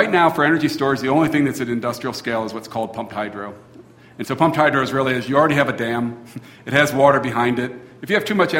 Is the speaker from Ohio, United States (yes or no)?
yes; Cincinnati, Ohio, United States; now in Taos, United States; When I grew up in Cincinnati